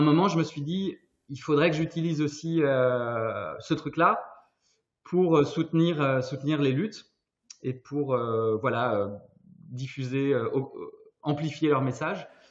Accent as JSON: {"language": "French", "region": "Brittany", "country": "France", "moved": "yes", "lives_now": "Brussels, Belgium", "said": "je suis breton, mais je suis basé à Bruxelles depuis quelques années"}